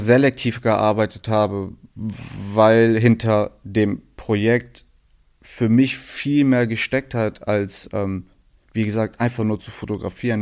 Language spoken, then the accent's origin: German; Aachen, North Rhine-Westphalia, Germany; moved away as an adult; now in Berlin, Germany; Also es ist die Stadt, wo ich groß geworden bin, wo ich herkomme